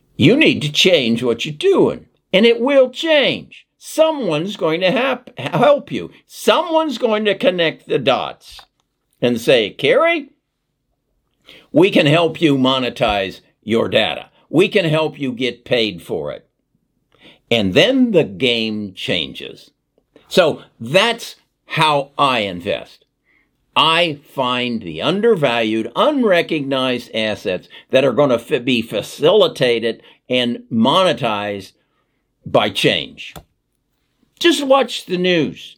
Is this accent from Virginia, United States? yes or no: no; Indianapolis, Indiana, United States; I grew up in Indianapolis